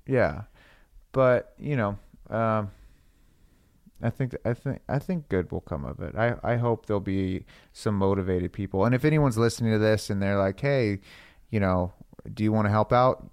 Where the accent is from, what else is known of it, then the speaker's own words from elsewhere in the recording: Florida, United States; now in Los Angeles, United States; I'm from Florida